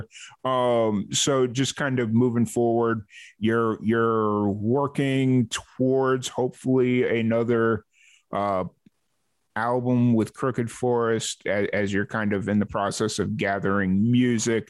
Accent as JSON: {"language": "English", "town": "Chicago", "region": "Illinois", "country": "United States", "tie": "born or raised there", "moved": "yes", "said": "I grew up in Chicago"}